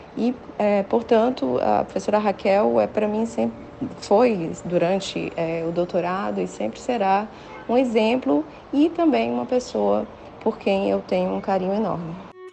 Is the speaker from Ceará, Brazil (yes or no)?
yes; Fortaleza, Ceará, Brazil; moved away as an adult; also born or lived in São Paulo; now in Fortaleza, Brazil; voltar para Fortaleza, que é a minha terra natal, onde eu fiz a graduação